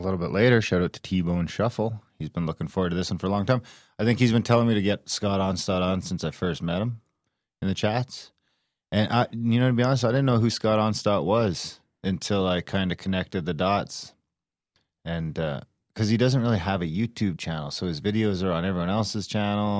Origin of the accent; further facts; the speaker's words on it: Canada; Native Canadian? Yeah, I guess.